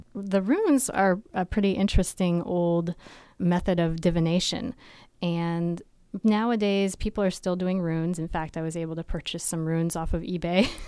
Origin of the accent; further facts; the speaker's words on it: Vermont, United States; I grew up in Vermont